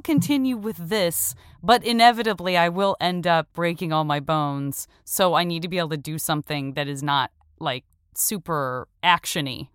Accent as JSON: {"language": "English", "region": "Arizona", "country": "United States", "said": "I'm from Arizona"}